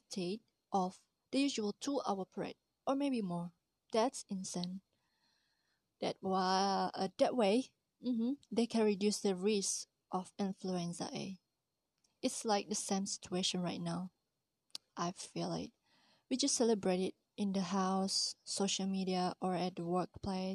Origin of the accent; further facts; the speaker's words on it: Malaysia; As a Malaysian